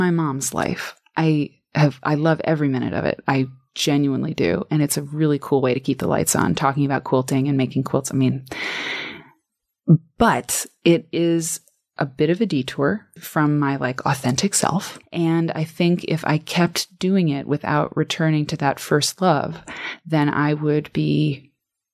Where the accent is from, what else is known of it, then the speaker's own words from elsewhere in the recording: Iowa, United States; I'm from Iowa